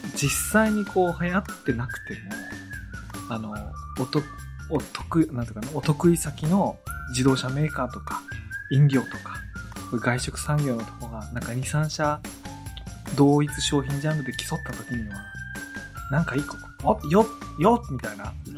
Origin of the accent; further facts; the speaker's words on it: Iwate, Japan; 僕、岩手出身なんですけど